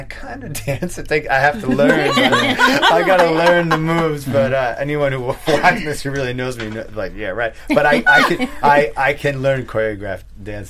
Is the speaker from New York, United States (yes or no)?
yes; Long Island, New York, United States; accent: Long Island; I had a very strong Long Island accent that I pulled back a lot over the years. And I remember I said to her, I said, yeah, I'm from Long Island, but I always have to hide it.